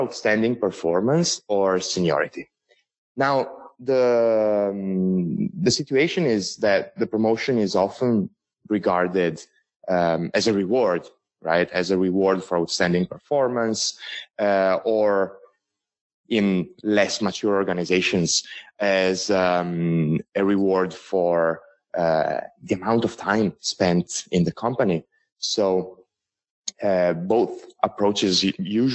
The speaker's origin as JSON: {"language": "English", "country": "Italy", "accent": "strong Italian", "second_language": "English", "moved": "as an adult", "lives_now": "Shanghai, China", "said": "I am Italian and not Chinese. And and my accent will also give it away a little bit. So I apologize in advance for this strong Italian accent."}